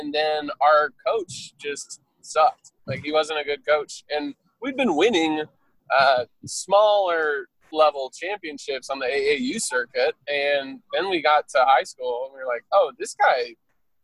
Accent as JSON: {"language": "English", "town": "Bloomington", "region": "Indiana", "country": "United States", "tie": "born or raised there", "also_born_or_lived": "Pennsylvania", "said": "we moved from Pennsylvania to Bloomington, Indiana"}